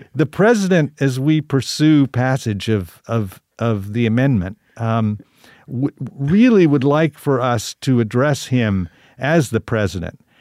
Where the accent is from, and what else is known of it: Tulsa, Oklahoma, United States; born or raised there